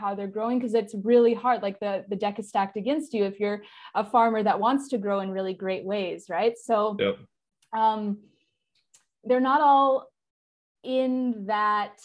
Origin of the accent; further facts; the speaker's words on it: Southern California near San Diego, United States; I grew up in Southern California near San Diego